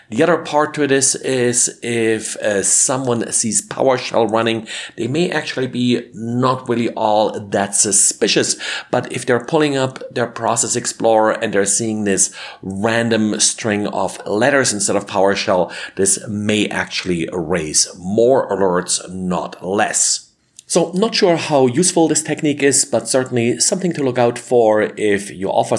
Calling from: Denver, Colorado, United States; today I'm recording from Denver, Colorado.

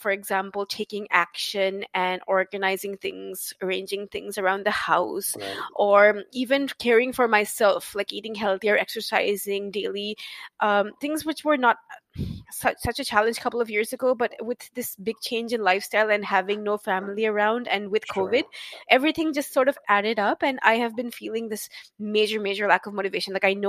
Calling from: Saint John, New Brunswick, Canada; No, I'm in St. John, New Brunswick, so okay. Near the east coast.

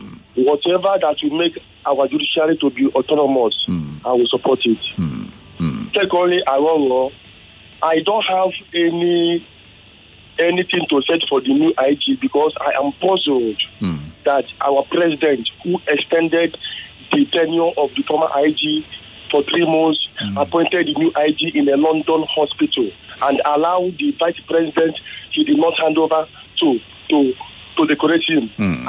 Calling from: Suleri, Nigeria; from Suleri.

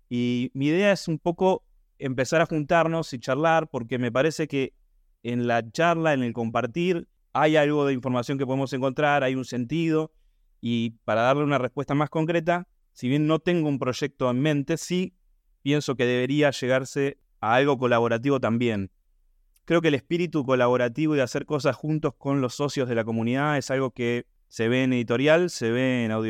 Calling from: Buenos Aires, Argentina; Hola, ¿qué tal? Buen día … de Buenos Aires, productor asociado de los cinco proyectos de, audiovisuales.

